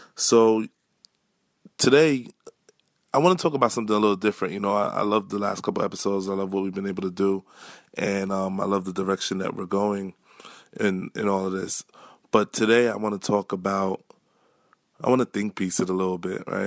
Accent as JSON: {"language": "English", "town": "New York City", "region": "New York", "country": "United States", "tie": "born or raised there", "said": "regular kid from Canarsie"}